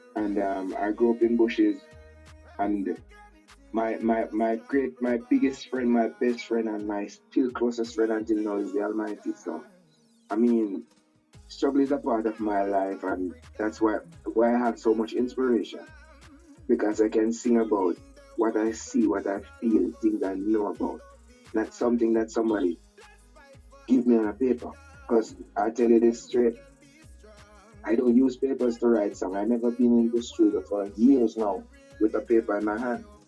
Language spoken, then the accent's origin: English; Manchester Parish, Jamaica; moved away; also born or lived in Westmoreland, Jamaica / Kingston, Jamaica; I was born in Westmoreland, grew up in Manchester